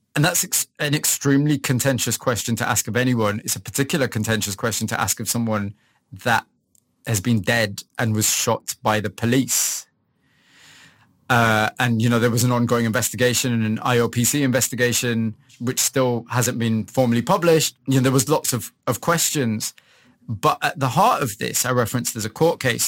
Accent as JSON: {"language": "English", "town": "Huddersfield", "region": "Yorkshire and the Humber", "country": "United Kingdom", "tie": "born or raised there", "also_born_or_lived": "Leeds / Manchester", "moved": "as an adult", "said": "I was born in Huddersfield. I'd say very kind of average working class family. I'm the son of immigrants. So my parents came from Pakistan in uh, in the late 60s"}